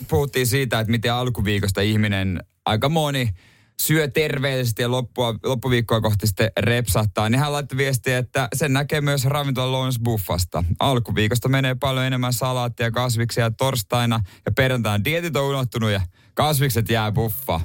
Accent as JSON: {"language": "Finnish", "region": "South Ostrobothnia", "country": "Finland", "tie": "born or raised there", "moved": "yes", "said": "mun synnyin seuduilla siellä Pohjanmaalla"}